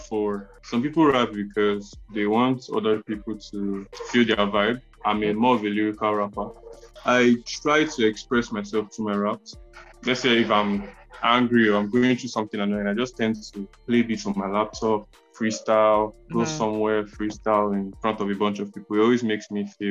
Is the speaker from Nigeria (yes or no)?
yes; Delta, Nigeria